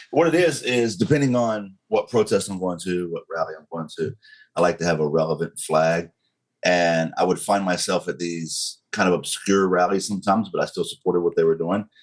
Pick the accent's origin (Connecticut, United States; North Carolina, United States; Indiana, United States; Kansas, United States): North Carolina, United States; Western; accent: southern; North Carolina thick; moved away as an adult; also born or lived in Monterey, California; I was raised in Western North Carolina. Um, it's called Crowder's Mountain